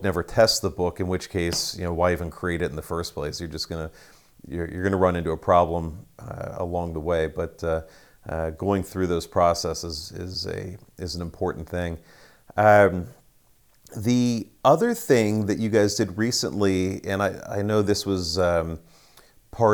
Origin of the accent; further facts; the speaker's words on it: Ohio, United States; In Ohio